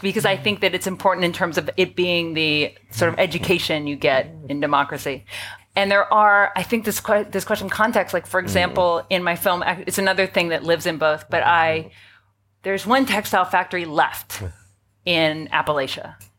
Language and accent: English; Canada; now in New York, United States; I live in New York, so I'll speak. I would say we have an oligarchy, not a democracy. But yeah, I'm Canadian American